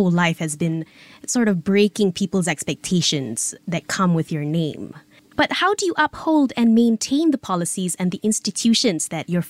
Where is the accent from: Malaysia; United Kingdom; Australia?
Malaysia; me as a Malaysian